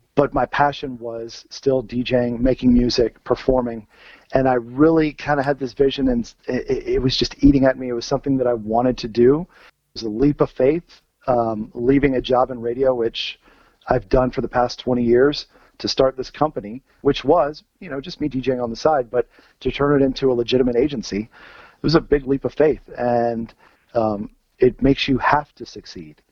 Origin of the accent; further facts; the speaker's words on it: Virginia, United States; so I grew up in Virginia. And growing up in Virginia